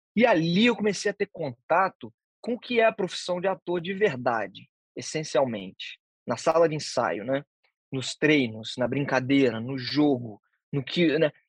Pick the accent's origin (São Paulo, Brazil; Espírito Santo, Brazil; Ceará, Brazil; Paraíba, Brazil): Espírito Santo, Brazil; Vitória; also born or lived in Vila Velha; Fui nascido e criado em Santo Antônio, que é um dos primeiros bairros de Vitória